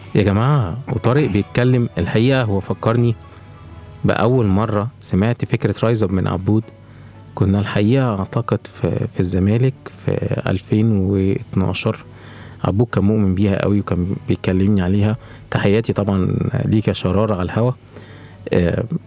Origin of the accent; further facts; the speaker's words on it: Egypt; بيئتنا وبيئه الاعمال عندنا في مصر